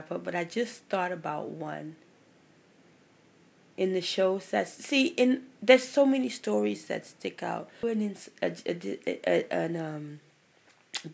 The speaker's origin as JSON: {"language": "English", "region": "Louisiana", "country": "United States", "moved": "yes", "lives_now": "California, United States", "said": "I'm from Louisiana. It's cold. And then I'm in Cali"}